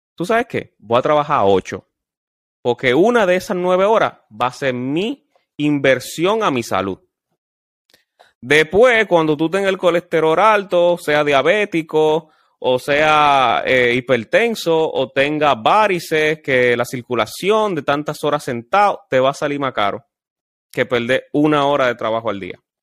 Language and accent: Spanish; Dominican Republic; como dominicano que somos